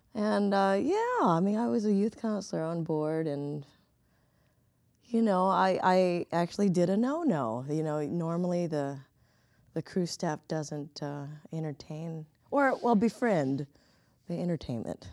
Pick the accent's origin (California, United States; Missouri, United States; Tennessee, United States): California, United States; Southern; moved away as an adult; now in Chicago, United States; I come from Southern California